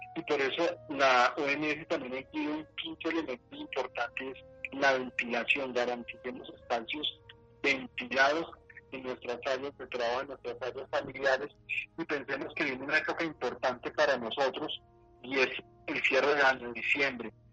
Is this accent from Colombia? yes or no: yes; Colombia